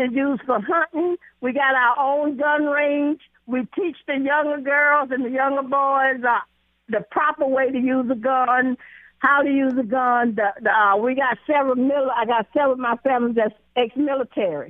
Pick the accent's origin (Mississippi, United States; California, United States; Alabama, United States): Alabama, United States; Elba; moved away; I was born in Elba, Alabama 79 years ago.